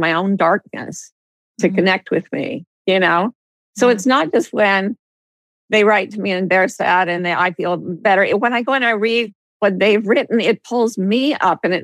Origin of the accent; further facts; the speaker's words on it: Utah, United States; moved away; I was growing up in Utah